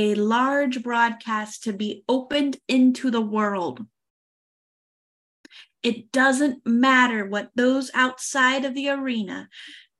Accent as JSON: {"language": "English", "country": "United States", "moved": "as an adult", "lives_now": "France", "said": "I am an American"}